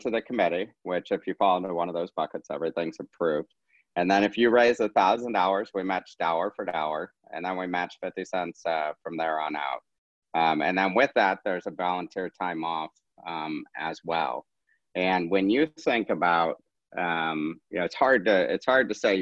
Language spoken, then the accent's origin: English; St. Louis, Missouri, United States; we're from St. Louis